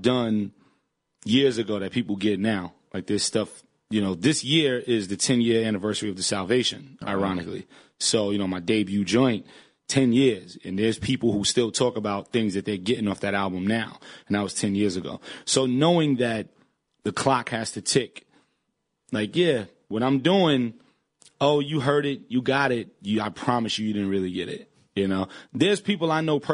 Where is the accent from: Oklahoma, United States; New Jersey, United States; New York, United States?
New York, United States; New York City; moved away as an adult